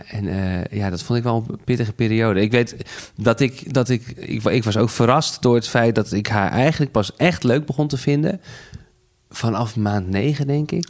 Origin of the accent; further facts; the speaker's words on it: Netherlands; wij zaten daar als Hollanders die we zijn